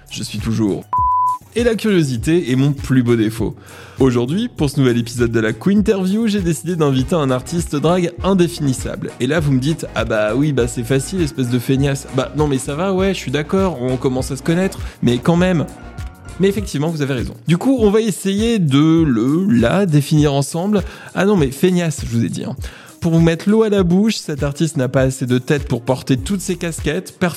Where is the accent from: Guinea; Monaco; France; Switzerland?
France; Calais, Hauts-de-France; moved away; also born or lived in Brussels, Belgium; J'ai grandi dans le nord de la France.